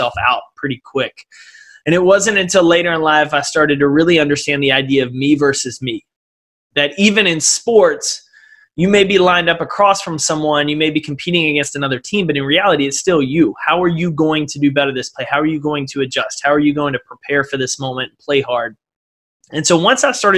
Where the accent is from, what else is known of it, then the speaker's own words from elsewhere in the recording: East Texas, United States; I grew up in East Texas.